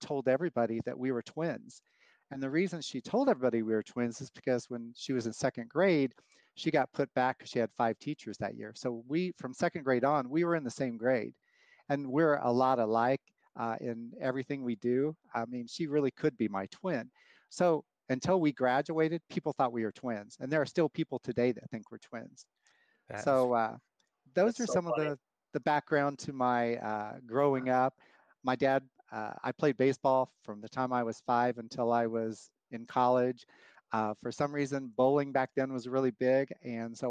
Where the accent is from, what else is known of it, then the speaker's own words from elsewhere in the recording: Wichita, Kansas, United States; I grew up in Wichita, Kansas